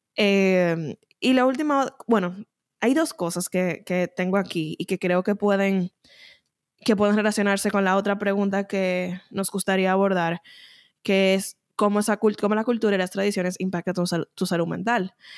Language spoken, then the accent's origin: Spanish; Dominican Republic; moved away; Yo entiendo que luego de mudarme yo reconozco más que soy dominicana y que gran parte de mí se compone por esos elementos dominicanos que uno tal vez no estaba consciente que, estaban ahí mientras uno estaba en la República Dominicana